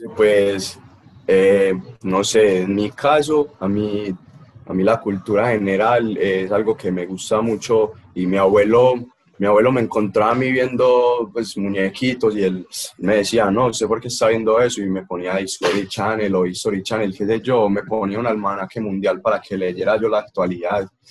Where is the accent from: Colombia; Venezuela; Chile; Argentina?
Colombia; Caldas, Antioquia; yo soy de Caldas